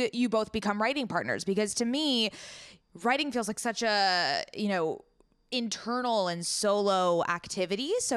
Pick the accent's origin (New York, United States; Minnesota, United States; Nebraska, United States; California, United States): California, United States; San Diego; I am actually from San Diego, born and raised.